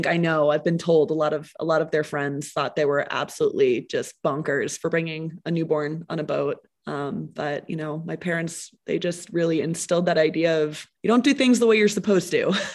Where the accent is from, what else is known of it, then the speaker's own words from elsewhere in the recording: New Hampshire, United States; also born or lived in Bermuda; now in Jackson Hole, United States; I was born in New Hampshire